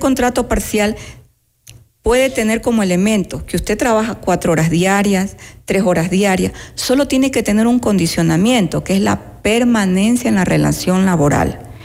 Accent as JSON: {"language": "Spanish", "region": "Manabí", "country": "Ecuador", "tie": "born or raised there", "said": "manavita de la misma provincia de donde yo soy oriunda"}